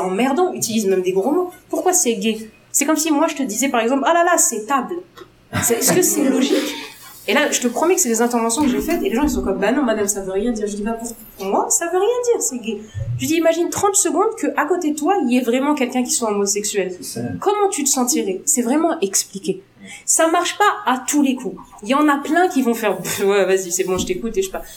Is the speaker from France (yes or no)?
no; Algeria; je suis algérienne